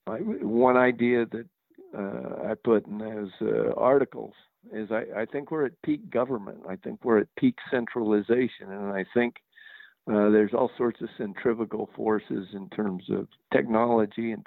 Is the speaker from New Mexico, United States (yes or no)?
yes; New Mexico, United States; also born or lived in California; I grew up in New Mexico, went to school in California. And I'm back in New Mexico.